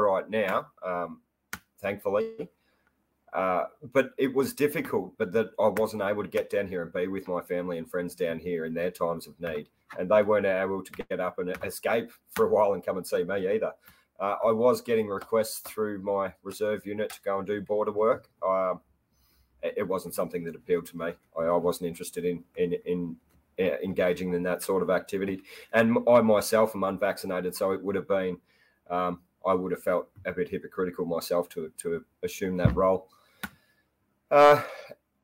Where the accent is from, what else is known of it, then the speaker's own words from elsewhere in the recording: Koo Wee Rup, Victoria, Australia; also born or lived in North Queensland / Murray River; I'm born and bred in Gippsland region of Victoria, beautiful part of the world, sort of out near sort of Kooi Rup, near Phillip Island sort of way